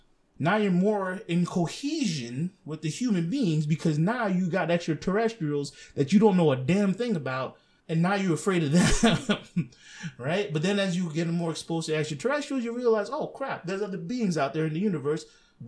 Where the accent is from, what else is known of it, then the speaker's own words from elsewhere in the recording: Lebanon; I've watched a lot of my friends that I grew up with in Lebanon become radicalized.